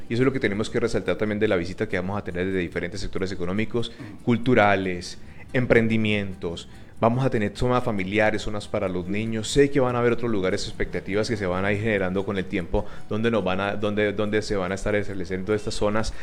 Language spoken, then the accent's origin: Spanish; Palmira, Valle del Cauca, Colombia; nuestro municipio